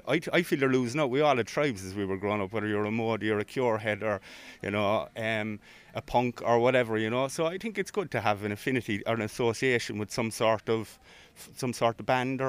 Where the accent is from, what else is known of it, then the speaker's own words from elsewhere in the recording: Cork, Munster, Ireland; I'm from more the city centre, so I was born reared in Barrack Street